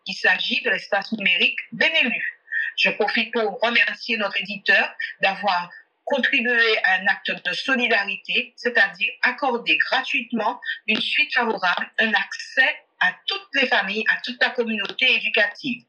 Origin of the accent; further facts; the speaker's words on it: Guadeloupe; chez nous en Guadeloupe